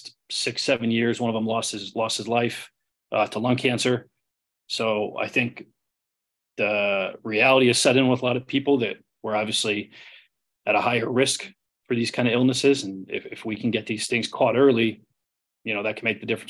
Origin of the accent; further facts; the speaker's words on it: Connecticut, United States; also born or lived in Cape Cod; I grew up in Connecticut, wanted to be a fireman since I was a kid